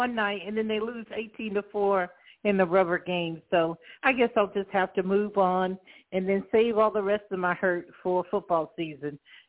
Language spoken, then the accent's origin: English; Archer, Florida, United States; I grew up in Archer, Florida.